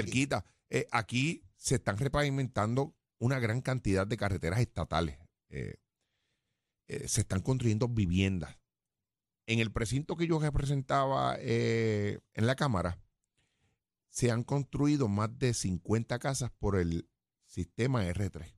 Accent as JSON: {"language": "Spanish", "town": "Jayuya", "country": "Puerto Rico", "said": "de mi pueblo"}